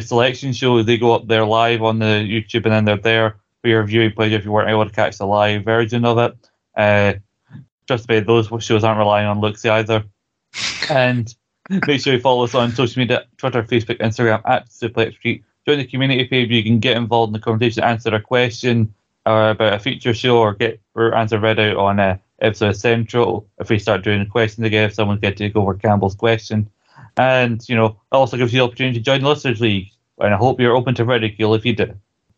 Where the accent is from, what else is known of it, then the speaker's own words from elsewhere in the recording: Scotland, United Kingdom; We're Scottish